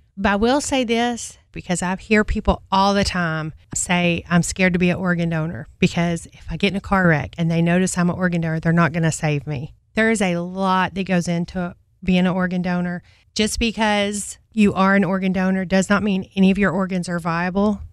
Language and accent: English; Georgia, United States; moved away as an adult; I'm from Georgia. I moved here in two thousand six.